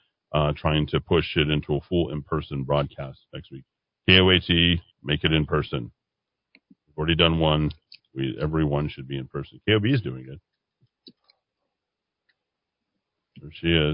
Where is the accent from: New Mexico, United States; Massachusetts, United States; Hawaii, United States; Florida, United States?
New Mexico, United States; Albuquerque; I grew up in Taylor Ranch. I was on the West Side, College Heights